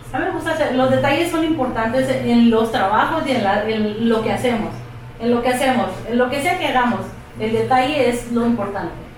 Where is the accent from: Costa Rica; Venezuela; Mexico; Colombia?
Mexico; moved away as an adult; also born or lived in El Paso, Texas, United States; now in Texas, United States; Cuando yo nací, entonces decidió regresar y fue que pues me llevó para allá.